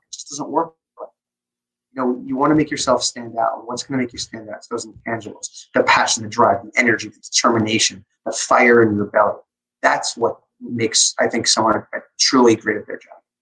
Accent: Long Island, New York, United States; I grew up on Long Island

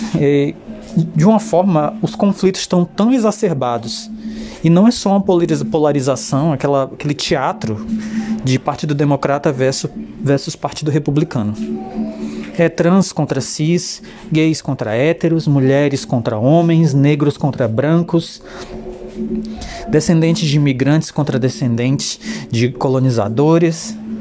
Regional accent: Brazil; Nós, brasileiros

